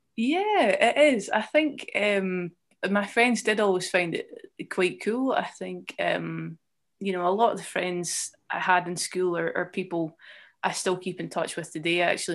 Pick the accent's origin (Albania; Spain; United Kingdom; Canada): United Kingdom; Edinburgh, Scotland; moved away as an adult; also born or lived in Leith / Dundee; I grew up in, um, Colington, which is, um, near, quite nearby the Pentlands Hills